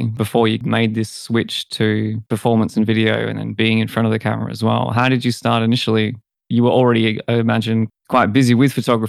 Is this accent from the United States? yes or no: no; Perth, Western Australia, Australia; I'm also from Perth